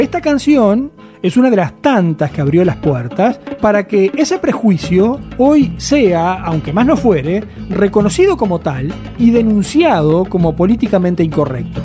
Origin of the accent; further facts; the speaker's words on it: Uruguay; nuestro país